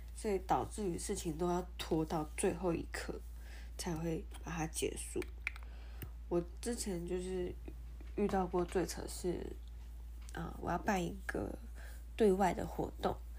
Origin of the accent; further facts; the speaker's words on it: Taiwan; 我们台湾人